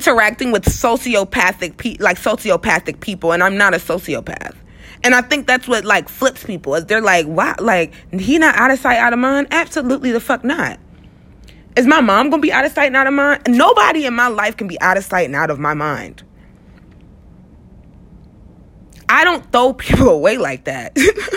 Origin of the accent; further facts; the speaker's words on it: United States; I am American